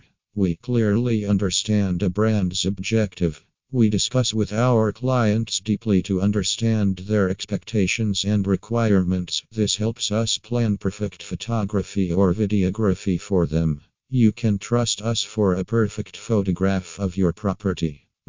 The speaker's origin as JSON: {"language": "English", "region": "New South Wales", "country": "Australia", "said": "from New South Wales and Australia."}